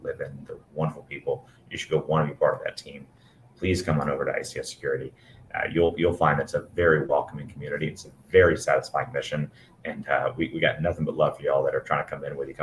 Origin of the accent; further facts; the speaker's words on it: Alabama, United States; being from Alabama